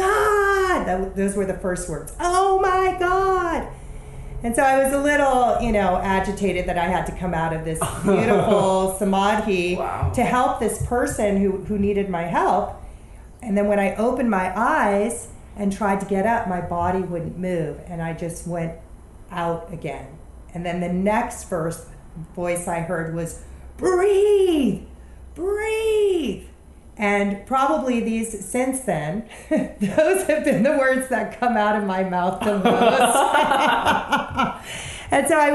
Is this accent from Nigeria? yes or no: no; Chicago, Illinois, United States; I grew up in Chicago. Our household was not an American household. We didn't eat American food. We didn't speak English.